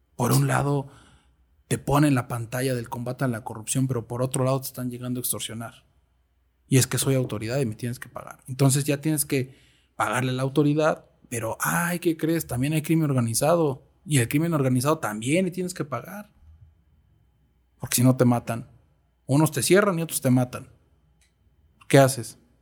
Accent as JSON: {"language": "Spanish", "country": "Mexico", "said": "lo he vivido y soy mexicano"}